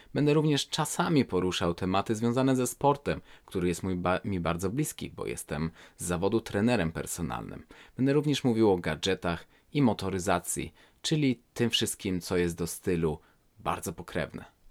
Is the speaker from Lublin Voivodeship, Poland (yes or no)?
no; Warsaw, Masovian Voivodeship, Poland; moved away as an adult; now in Sweden; jestem osobą urodzoną w 1985 roku w Warszawie